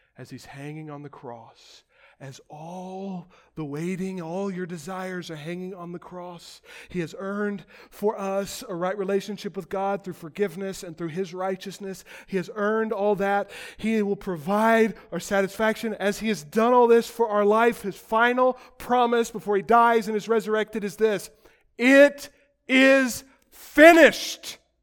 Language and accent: English; United States; As modern American Christians